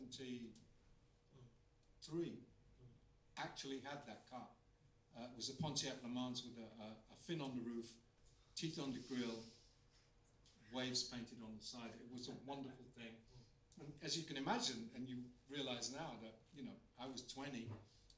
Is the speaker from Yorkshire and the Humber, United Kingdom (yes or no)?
yes; Bridlington, Yorkshire and the Humber, United Kingdom; I'm from Bridlington in Yorkshire, and seaside town.